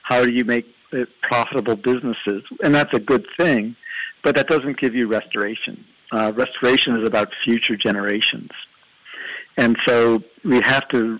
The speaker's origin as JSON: {"language": "English", "region": "East Coast", "country": "United States", "tie": "born or raised there", "said": "I grew up on the East Coast"}